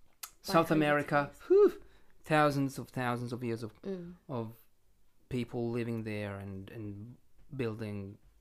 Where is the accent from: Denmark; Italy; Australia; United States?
Italy